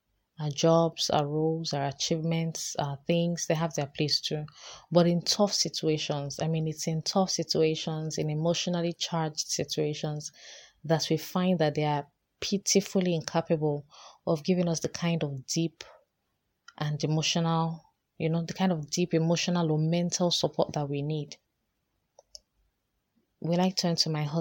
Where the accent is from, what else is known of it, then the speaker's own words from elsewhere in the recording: Nigeria; also born or lived in Lagos; as a Nigerian living here in Lagos.